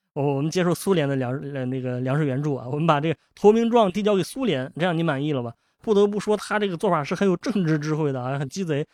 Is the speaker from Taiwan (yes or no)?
no; northern China, China; 我作为一个北方人